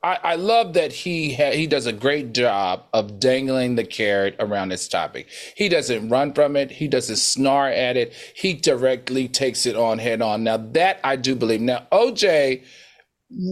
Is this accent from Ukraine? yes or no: no; the South, United States; I grew up in the South.